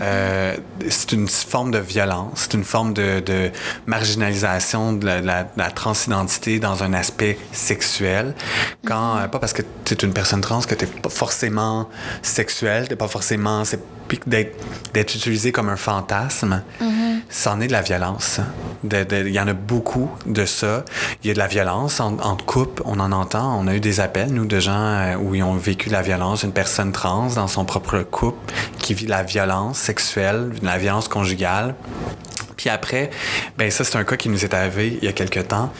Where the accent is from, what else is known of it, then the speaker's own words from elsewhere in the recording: Napierville, Quebec, Canada; je viens de Napierville, en Montérégie, qui est de l'autre bord, vraiment dans l'Ouest